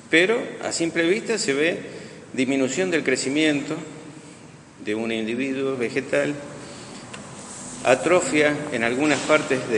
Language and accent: Spanish; Buenos Aires, Argentina; moved away as an adult; Yo vine en el año 2001 y realmente voy a terminar mis días acá. La evolución que hubo de donde yo vine era de Buenos Aires.